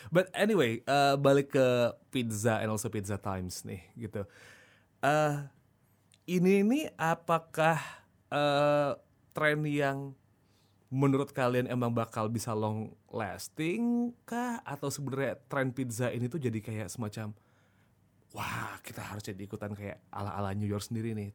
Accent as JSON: {"language": "Indonesian", "town": "Yogyakarta", "region": "Special Region of Yogyakarta", "country": "Indonesia", "tie": "born or raised there", "said": "dari kecil kalau di Jogja dulu ada di deket Tugu dulu zaman dulu"}